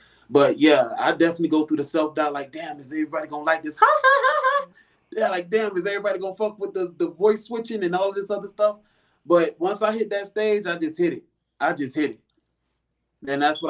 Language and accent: English; Florida, United States; now in Houston, United States; See, I came from Florida, so I already thought that I was versatile.